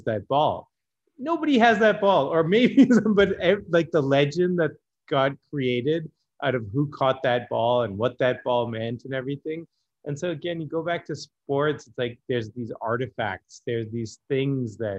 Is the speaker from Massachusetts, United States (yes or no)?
yes; Boston, Massachusetts, United States; I grew up in Boston, so I'm a big like Boston sports fan